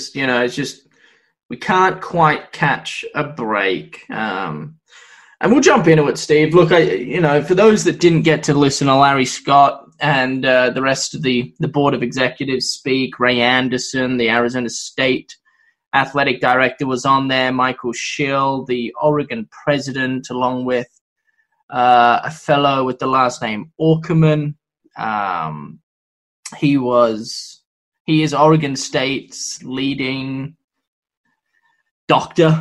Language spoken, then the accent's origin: English; Victoria, Australia; now in United States; My home state of Victoria